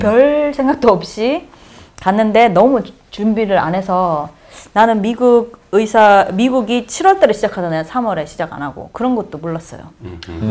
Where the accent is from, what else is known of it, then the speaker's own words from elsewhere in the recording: Daegu, South Korea; accent: Daegu dialect; moved away as an adult; also born or lived in Uijeongbu / North Carolina / Baltimore; now in United States; 내가 대구 사투리가